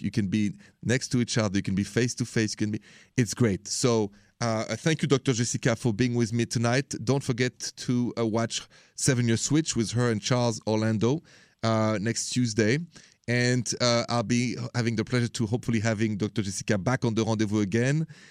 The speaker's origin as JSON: {"language": "English", "country": "France", "moved": "yes", "lives_now": "United States", "said": "I come from France, so it's a country of romance."}